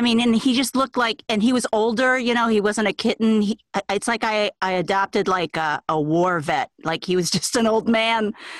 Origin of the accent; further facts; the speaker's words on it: Chicago, Illinois, United States; I'm from Chicago